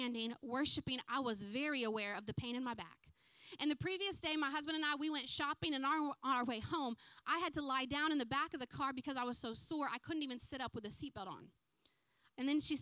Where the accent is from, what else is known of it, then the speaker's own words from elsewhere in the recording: United States; moved away as an adult; now in New Zealand; I am an American